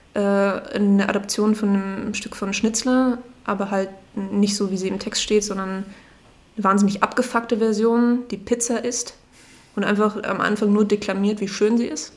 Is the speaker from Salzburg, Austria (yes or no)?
yes; Salzburg, Austria; moved away as an adult; now in Memmingen, Germany; ich ähm, komme aus Salzburg in Österreich